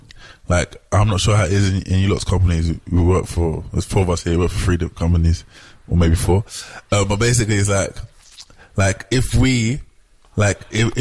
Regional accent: London, United Kingdom; moved away as an adult; now in Amsterdam, Netherlands; I was from London.

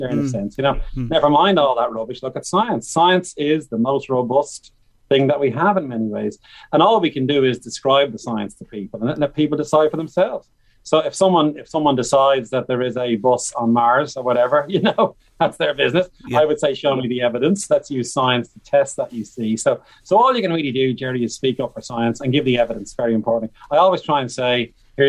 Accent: Bray, Leinster, Ireland; I'm from Bray County Wicklow, from Pres Bray

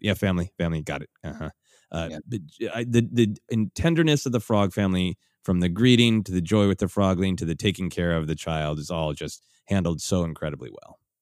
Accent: Minnesota, United States; Growing up in Minnesota

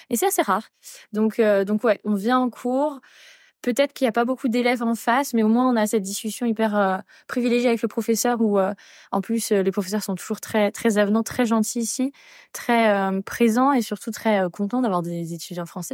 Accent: Angers, Pays de la Loire, France; moved away as an adult; also born or lived in Paris; now in Sydney, Australia; je viens d'Angers et que des fois ma famille me manquait

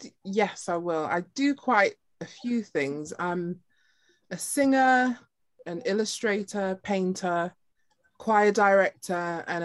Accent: Nottingham, East Midlands, United Kingdom; But I'm from Nottingham.

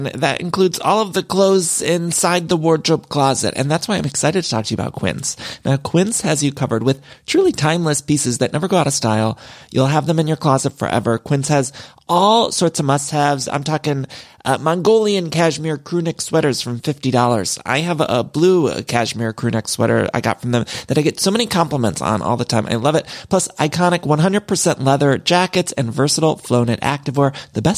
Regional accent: Midwest, United States; moved away as an adult; now in Los Angeles, United States

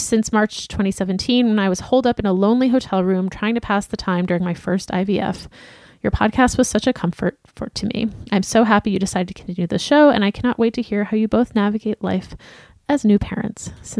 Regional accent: New York, United States; also born or lived in Osaka, Japan; now in Japan; I was born in Osaka and raised in New York, but when I moved to Japan, I went to the first school that hired me 5 hours from my Japanese family by bullet train.

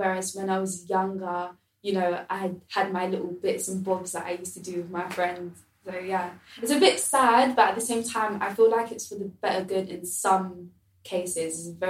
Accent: London, United Kingdom; being someone that's born and raised in London

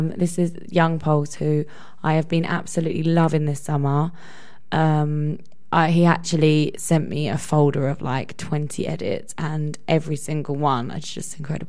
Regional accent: Epping, East of England, United Kingdom; I'm playing in my hometown actually this Saturday in Essex, in Epping.

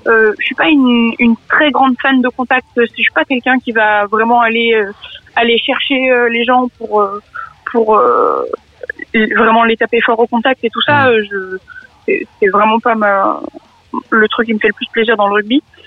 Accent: Montélimar, Auvergne-Rhône-Alpes, France; moved away as an adult; also born or lived in Grenoble; now in Bobigny, France; je viens de la Drôme, de Montélimar

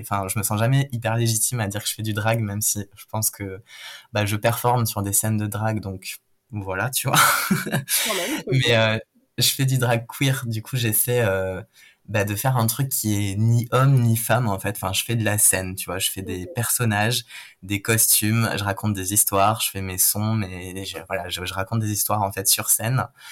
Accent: Toulouse, Occitania, France; moved away; je viens de Toulouse

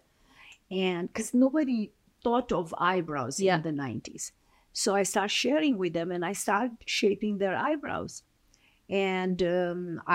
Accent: Romania; English is a second language; moved away as an adult; now in United States; I was born in Romania. Yeah. I emigrated in end of 1989

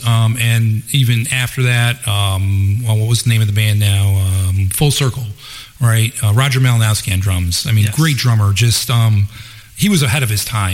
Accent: Buffalo, New York, United States; growing up in Buffalo

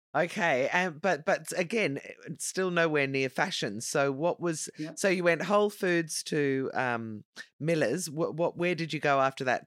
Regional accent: Dublin, Leinster, Ireland; I am from Dublin

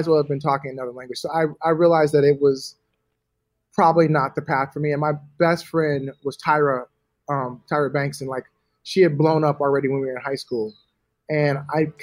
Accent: Los Angeles, California, United States; also born or lived in Atlanta; I'm from LA. I'm from Hollywood

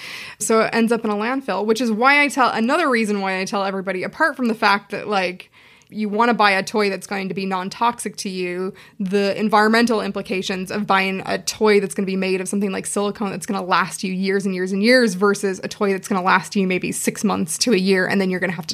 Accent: Seattle, Washington, United States; moved away as an adult; now in Dublin, Ireland; I'm from Seattle originally, but I've been living...

